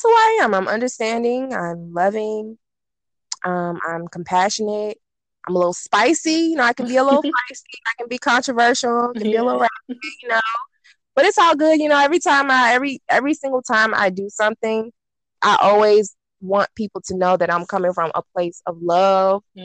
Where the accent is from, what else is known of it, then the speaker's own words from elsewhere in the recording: Petersburg, Virginia, United States; I am from Petersburg, Virginia